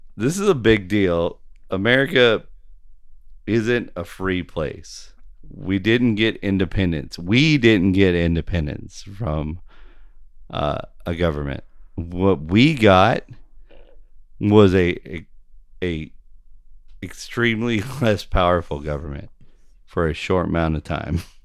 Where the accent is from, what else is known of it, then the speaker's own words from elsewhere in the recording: United States; I'm an American